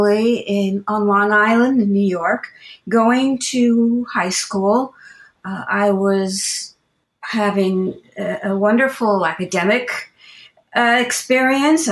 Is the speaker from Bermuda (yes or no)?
yes; Bermuda; moved away; also born or lived in United States; while I was born in the States, I was really brought up in Bermuda. We went back to Bermuda when I was just a baby